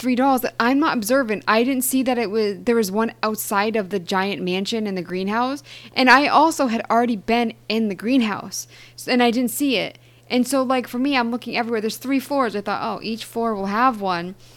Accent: Eastern Massachusetts, United States; I'm from Eastern Mass

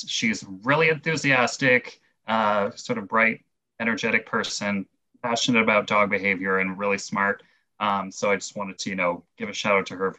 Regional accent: Canada; as a Canadian

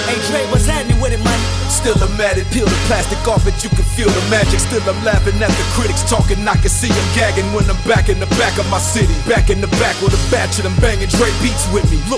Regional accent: Compton, California, United States; I come a long way from a hundred dollars a month to a hundred mil in a day. Which I'm from Compton

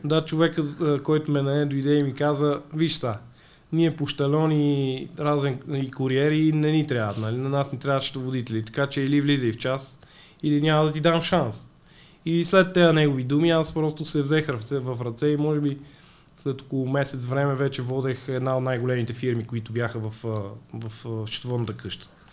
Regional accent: Sofia, Sofia City, Bulgaria; В тинейджерските години бях като всеки млад човек от София.

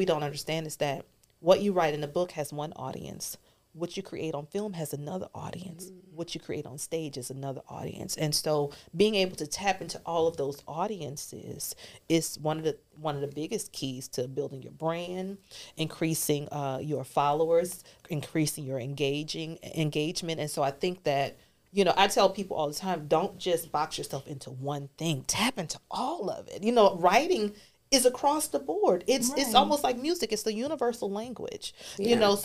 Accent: New Orleans, Louisiana, United States; moved away; I'm originally from New Orleans

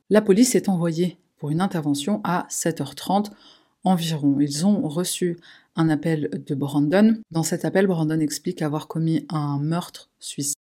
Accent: Paris, Île-de-France, France; chez nous à Paris

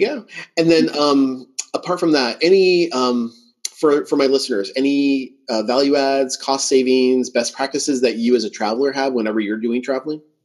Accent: Southern California, United States; I like growing up in Southern California

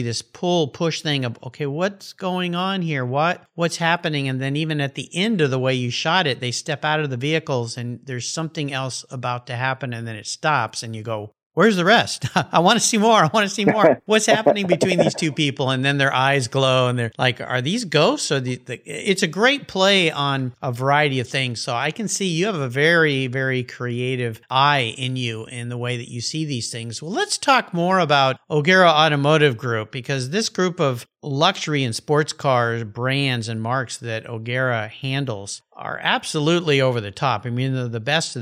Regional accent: San Diego, California, United States; I grew up in La Jolla, so it's kind of my hometown

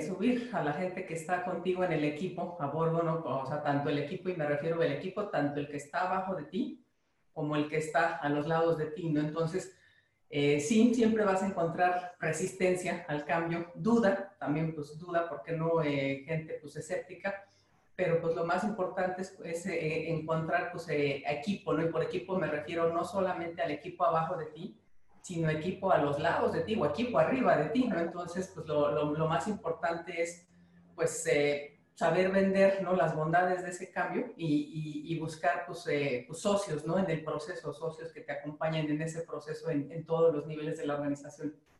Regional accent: Mexico; como mexicanos

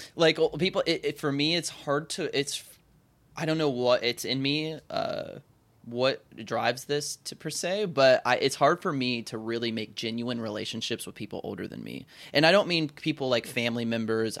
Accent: the South, United States; I was raised in the South, which is a huge honor code state

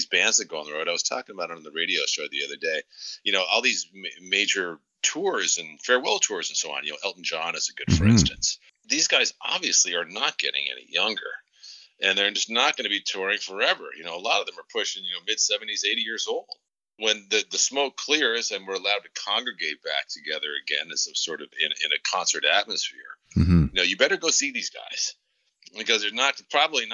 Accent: Canada; now in United States; I grew up a large portion of my youth in Canada and namely in Prince Edward Island and Nova Scotia.

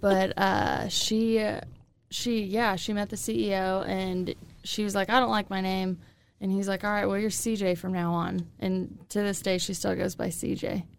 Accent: Illinois, United States; also born or lived in Kansas City; now in Wichita, United States; I'm originally from Illinois, but I came from Kansas City when I moved to Wichita

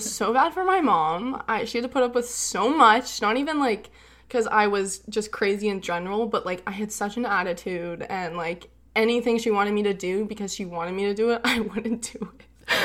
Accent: California, United States; born or raised there; also born or lived in Fort Worth, Texas

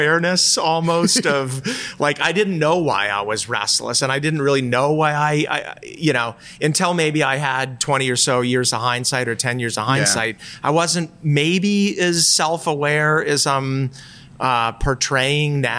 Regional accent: outside of Boston, Massachusetts, United States; moved away; also born or lived in Colorado / Vermont; I grew up outside of Boston and I spent a lot of time in New Hampshire in the summers

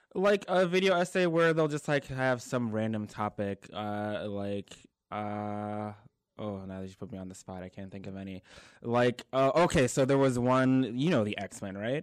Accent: Prince George's County, Maryland, United States; moved away as an adult; now in North Carolina, United States; I'm from Maryland, uh, born and raised Prince George's County, Maryland

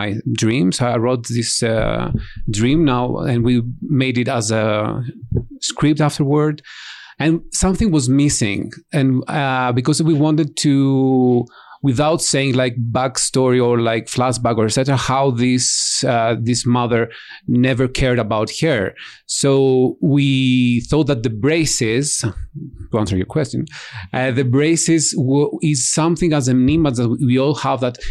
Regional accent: Greece; I'm from Greece

